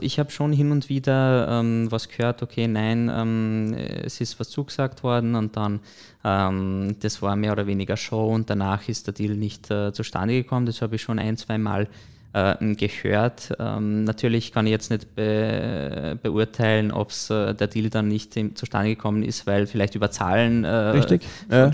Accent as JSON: {"language": "German", "town": "Bischofshofen", "region": "Salzburg", "country": "Austria", "tie": "born or raised there", "also_born_or_lived": "Hallein", "said": "geboren und aufgewachsen im Pongau. Also äh, habe größte Zeit meines Lebens in Bischofshofen verbracht"}